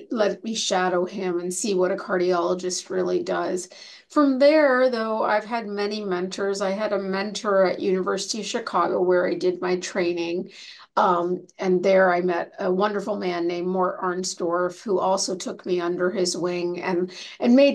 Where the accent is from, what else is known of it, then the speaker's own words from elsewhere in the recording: Canada; moved away as an adult; now in United States; I came from Canada to the United States to do my residency and fellowship